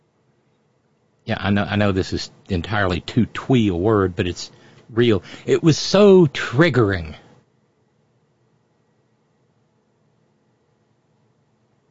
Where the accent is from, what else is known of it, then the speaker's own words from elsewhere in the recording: West Virginia, United States; I'm every bit as much West Virginian, every bit as much American